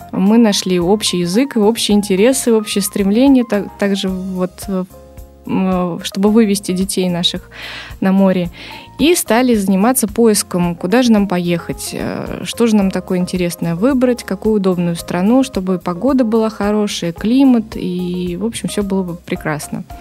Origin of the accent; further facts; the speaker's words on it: Saint Petersburg, Russia; Сказала, что я из Санкт-Петербурга и хочу с вами работать.